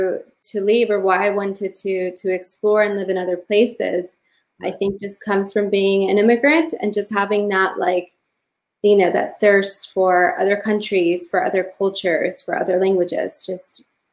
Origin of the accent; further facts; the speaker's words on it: California, United States; moved away as an adult; also born or lived in Mexico City, Mexico; now in London, United Kingdom; I was born in Mexico City and I lived there until I was 9 years old. And then I moved to California with my family. We immigrated there.